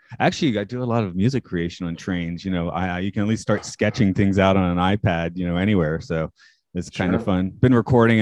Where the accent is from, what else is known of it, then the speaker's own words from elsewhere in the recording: Atlanta, Georgia, United States; moved away as an adult; also born or lived in South Carolina / Maine / Canada; now in Japan; I'm from Atlanta.